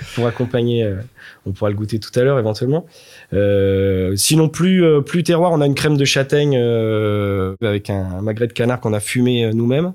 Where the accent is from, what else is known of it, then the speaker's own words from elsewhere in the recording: Nantes, Pays de la Loire, France; also born or lived in Luxembourg / England; Moi, je suis nantais 100%, je suis je suis né à Nantes, j'ai fait toutes mes études à Nantes